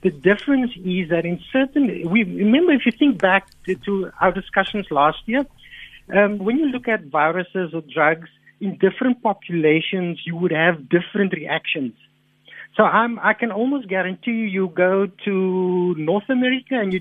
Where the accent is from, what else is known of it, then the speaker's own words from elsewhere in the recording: South Africa; as a South African people